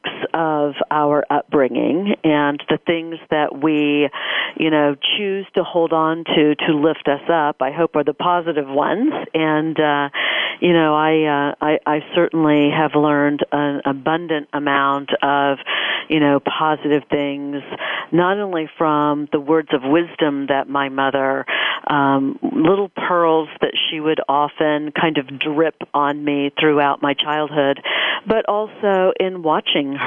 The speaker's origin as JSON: {"language": "English", "town": "Dayton", "region": "Ohio", "country": "United States", "tie": "born or raised there", "moved": "as an adult", "lives_now": "Dallas, United States", "said": "I grew up in Dayton, Ohio, the little D, to move much later in life to the big D, Dallas"}